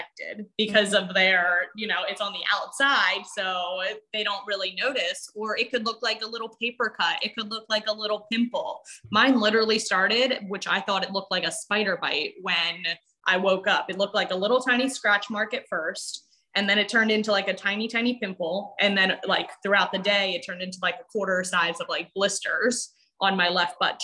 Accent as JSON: {"language": "English", "town": "Wilmington", "region": "Delaware", "country": "United States", "said": "I'm from Wilmington, Delaware"}